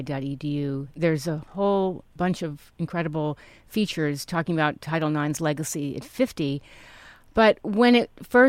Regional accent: East Coast, United States; I grew up on the East Coast

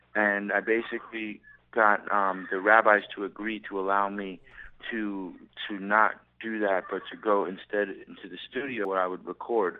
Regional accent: New York, United States; now in Southern California, United States; I'm from New York

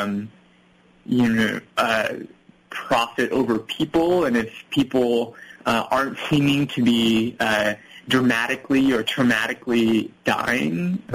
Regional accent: United States; I was growing up in America, my parents, my family, they were immigrants

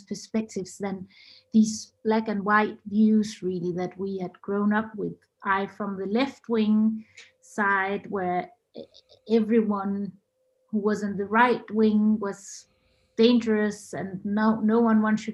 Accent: Denmark; I'm half Chilean, half Norwegian, but I was born and grew up in Denmark.

